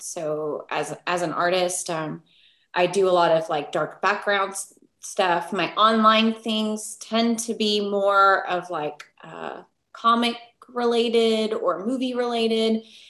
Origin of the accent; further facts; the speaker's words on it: Puerto Rico; also born or lived in Texas, United States; I'm Puerto Rican. Okay. I was born in Texas because my dad was in the army. And we moved to Puerto Rico, which is submersed in art and culture.